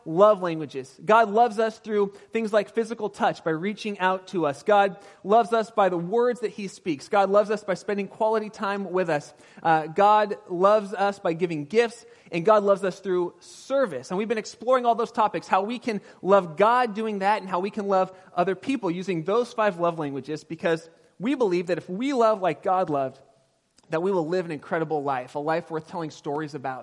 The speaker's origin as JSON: {"language": "English", "town": "Pasadena", "region": "California", "country": "United States", "tie": "born or raised there", "moved": "yes", "lives_now": "Sonoma County, United States", "said": "I was raised in Pasadena area"}